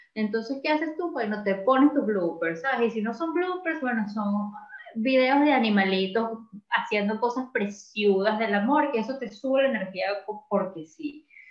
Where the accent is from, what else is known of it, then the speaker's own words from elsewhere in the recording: Venezuela; moved away as an adult; uno como como venezolano